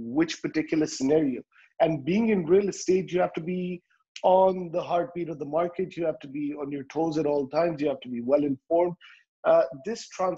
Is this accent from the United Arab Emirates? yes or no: yes; Dubai, United Arab Emirates; I come from Dubai